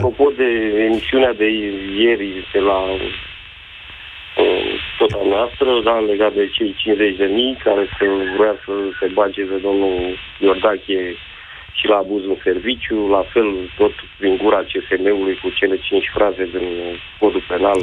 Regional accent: Bucharest, Romania; sunt din București

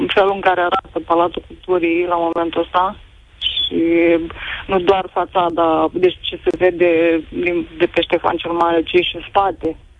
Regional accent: Iași, Iași County, Romania; eu sunt din Iași

